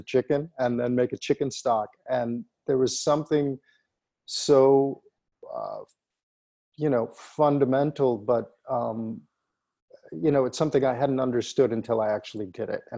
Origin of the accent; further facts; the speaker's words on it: Plymouth, Michigan, United States; in my hometown of Plymouth, Michigan